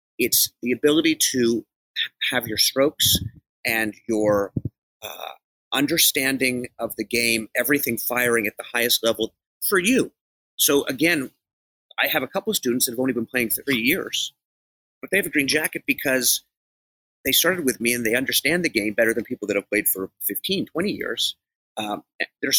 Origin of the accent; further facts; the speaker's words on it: Canada; now in Los Angeles, United States; I'm from Canada originally